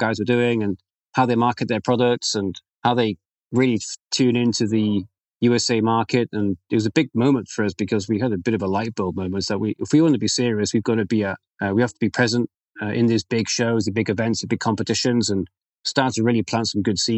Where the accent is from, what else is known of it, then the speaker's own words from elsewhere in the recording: United Kingdom; now in Lille, France; I'm British